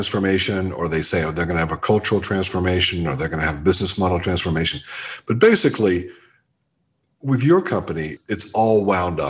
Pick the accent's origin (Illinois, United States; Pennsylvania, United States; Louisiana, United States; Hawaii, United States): Pennsylvania, United States; Pittsburgh; I'm from Pittsburgh and we got Heinz. So it was a big part of my childhood